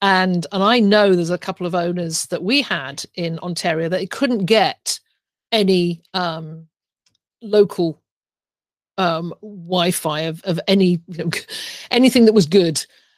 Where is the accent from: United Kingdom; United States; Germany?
United Kingdom; England; moved away as an adult; now in Canada; when I started 20 years ago, when I came over from England, I bought my first property, I knew nobody.